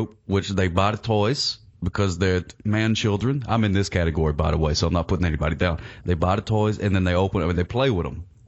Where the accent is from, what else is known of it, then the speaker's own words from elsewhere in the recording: United States; I'm American